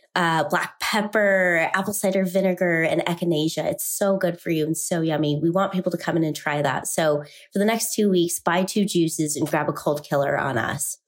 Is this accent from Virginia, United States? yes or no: no; Salt Lake City, Utah, United States; I grew up here, and I was born and raised in Salt Lake City